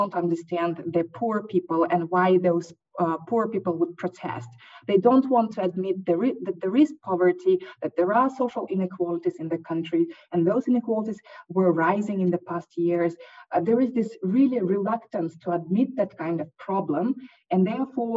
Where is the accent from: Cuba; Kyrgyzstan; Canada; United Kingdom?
Kyrgyzstan; I'm coming also from Kyrgyzstan